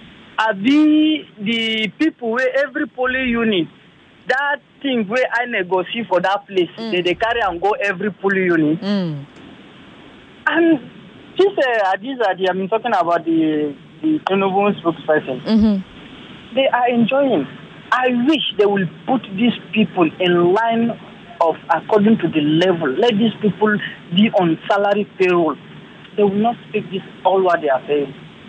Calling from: Lagos, Nigeria; I'm calling from Ikoyi.

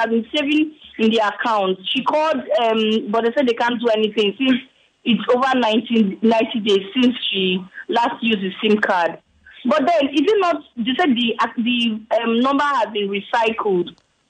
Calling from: Lagos, Nigeria; I'm calling from Victoria Island.

